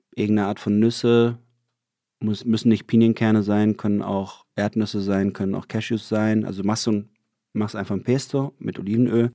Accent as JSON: {"language": "German", "town": "Lörrach", "region": "Baden-Württemberg", "country": "Germany", "tie": "born or raised there", "moved": "yes", "said": "da, wo ich herkomme, das ist ja wirklich genau an der Grenze zu Basel"}